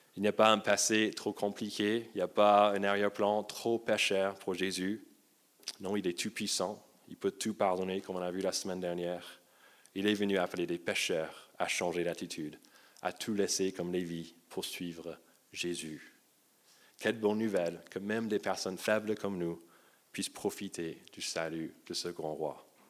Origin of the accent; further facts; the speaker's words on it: United States; moved away; j'ai grandi aux États-Unis